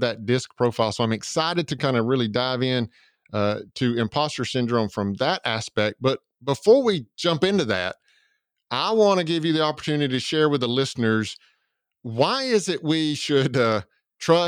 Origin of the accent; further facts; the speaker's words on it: Georgia, United States; accent: southern; I live in Georgia and I don't leave the state of Georgia without getting the comment, "You're not from around here, are you?" Because my southern accent doesn't travel far outside of the state of Georgia